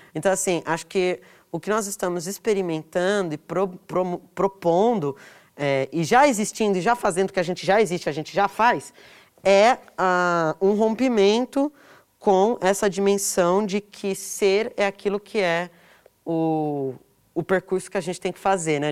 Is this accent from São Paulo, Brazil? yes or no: yes; São Paulo, Brazil; Eu cresci em São Paulo, eu nasci aqui